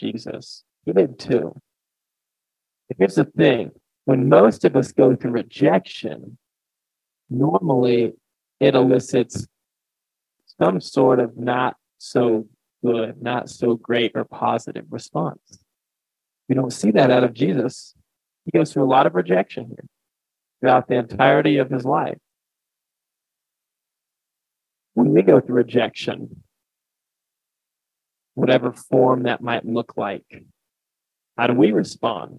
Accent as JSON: {"language": "English", "town": "Ellsworth", "country": "United States", "tie": "born or raised there", "said": "my hometown of Ellsworth"}